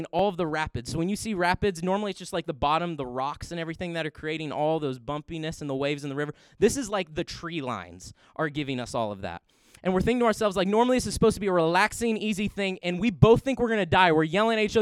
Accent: Indiana, United States; we grew up in Indiana

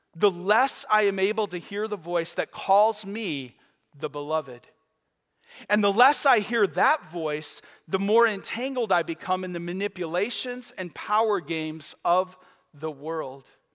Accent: Michigan, United States; now in Florida, United States; I grew up on Lake Huron

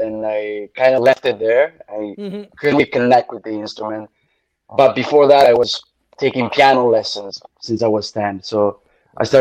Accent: Bari, Apulia, Italy; accent: Italian Barese; English is a second language; moved away as an adult; now in Toronto, Canada; I was born and raised in Italy. It's the town called Bitrito, but it's a small town. And basically, the Bari, it's where I'm from.

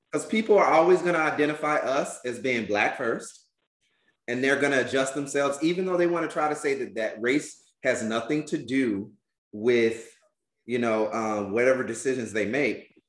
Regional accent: Albany, Georgia, United States; I'm from Albany, Georgia

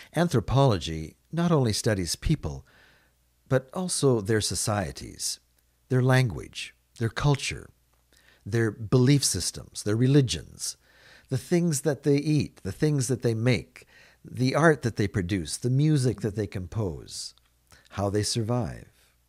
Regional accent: Canada; I live in Canada. I grew up being immersed in Canadian culture

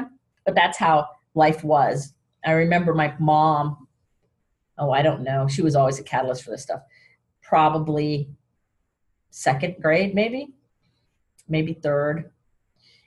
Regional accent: Sarasota, Florida, United States; I was raised in Sarasota

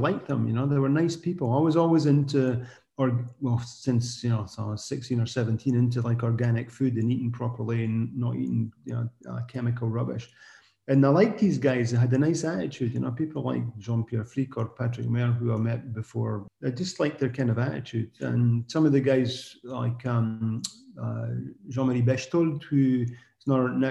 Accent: Scotland, United Kingdom; accent: Scottish; now in Alsace, France; I'm Scottish

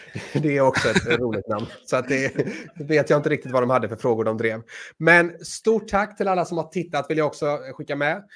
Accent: Sweden; Nej, jag är svensk.

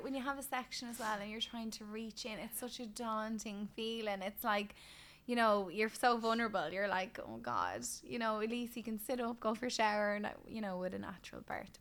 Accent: Ireland; as an Irish woman

